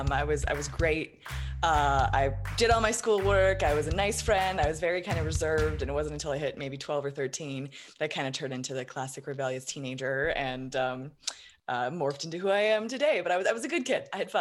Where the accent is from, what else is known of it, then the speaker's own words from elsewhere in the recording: Colorado Springs, Colorado, United States; Colorado Springs.